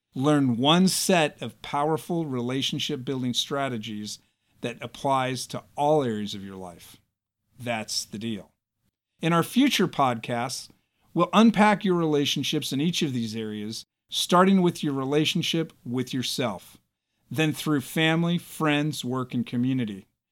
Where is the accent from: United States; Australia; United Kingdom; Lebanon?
United States; As American citizens